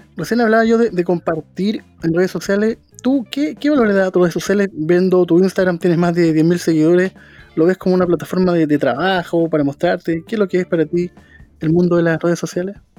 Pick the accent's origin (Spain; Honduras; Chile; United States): Chile; nosotros los chilenos y chilenas